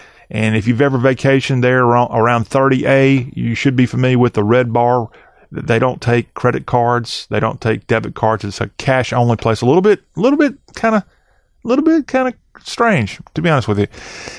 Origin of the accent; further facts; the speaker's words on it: Lexington, South Carolina, United States; Lexington, South Carolina, my hometown